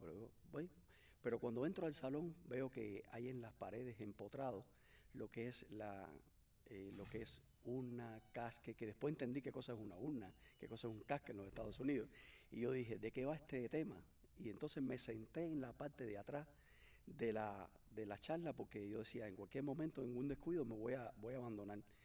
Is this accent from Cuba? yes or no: yes; Cuba; moved away as an adult; also born or lived in Mexico; now in Miami, United States; fui de Cuba hacia México, en México estuve cuatro años y crucé la, la, frontera como todo inmigrante